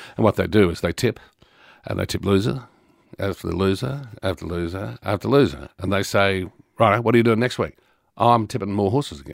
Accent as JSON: {"language": "English", "town": "Brisbane", "region": "Queensland", "country": "Australia", "tie": "born or raised there", "also_born_or_lived": "Victoria", "moved": "yes", "said": "I grew up in Brisbane in Queensland"}